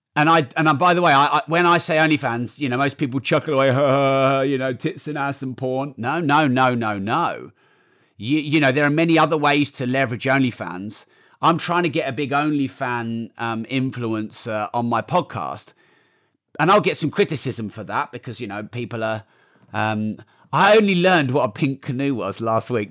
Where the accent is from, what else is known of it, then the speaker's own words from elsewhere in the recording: United Kingdom; I'm too British